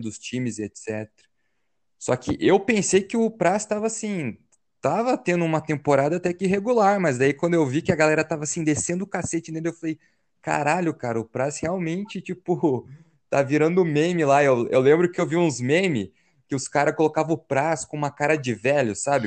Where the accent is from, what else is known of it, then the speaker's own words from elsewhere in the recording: Paraná, Brazil; a gente que é do Sul, nós dois somos do Paraná